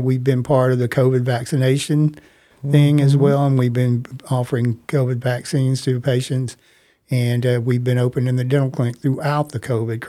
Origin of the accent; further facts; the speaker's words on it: Mississippi, United States; moved away as an adult; now in Tacoma, United States; my home state of Mississippi